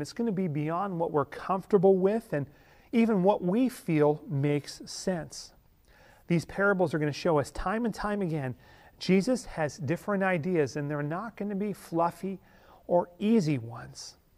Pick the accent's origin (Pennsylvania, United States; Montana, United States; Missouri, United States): Pennsylvania, United States; Ellwood City; the five and dime in my hometown in Elwood City, Pennsylvania